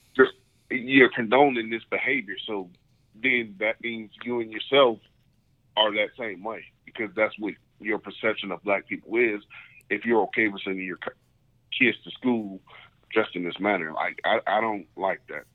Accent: United States; being an American

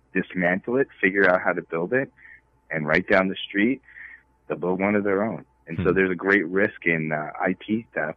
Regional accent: New York, United States; I'm from New York

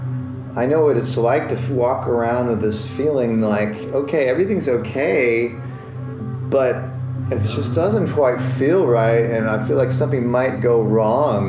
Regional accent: United States; I'm an American, and growing up as an American

